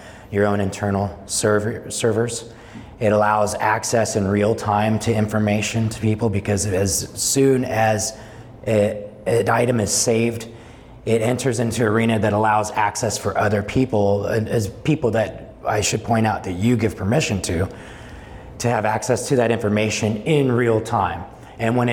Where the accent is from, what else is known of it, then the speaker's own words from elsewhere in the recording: Salinas, California, United States; also born or lived in Bay Area, California; we moved to the Salinas Valley in 1981, and I grew up in Salinas